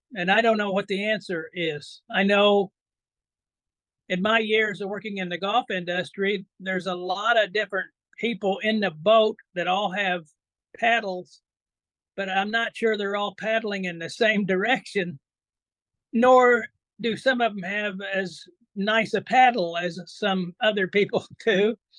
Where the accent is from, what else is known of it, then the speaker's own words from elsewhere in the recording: Indiana, United States; also born or lived in upstate New York; now in New York, United States; I was born and raised in Indiana